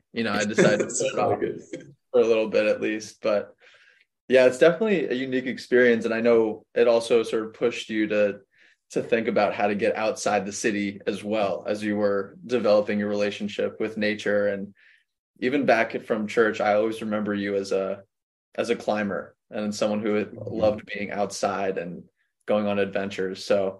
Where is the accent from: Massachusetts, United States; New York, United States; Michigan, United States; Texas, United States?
New York, United States; New York City; Daniel and I met growing up in New York City on the Upper West Side, which is where I spent most of my time growing up as a kid.